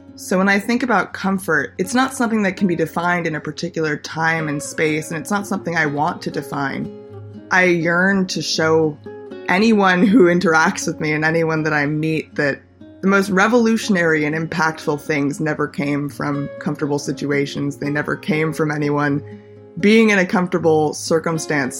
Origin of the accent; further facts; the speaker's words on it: Los Angeles, California, United States; moved away as an adult; also born or lived in Pittsburgh; now in New York City, United States; Growing up in Los Angeles, I've always been surrounded by stereotypes, norms